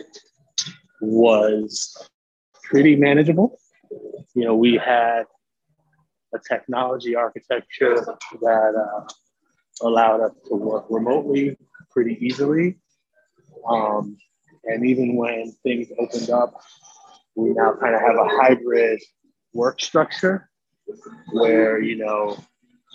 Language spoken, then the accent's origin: English; New York City, New York, United States; also born or lived in Andover, Massachusetts; now in Long Island, United States; I was born and raised in the Bronx. And I currently live in Long Island, New York